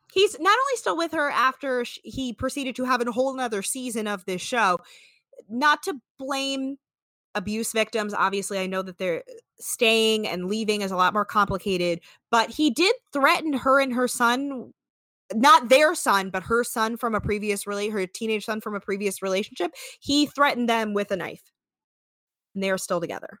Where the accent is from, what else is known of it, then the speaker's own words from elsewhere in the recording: the North, United States; I'm from the North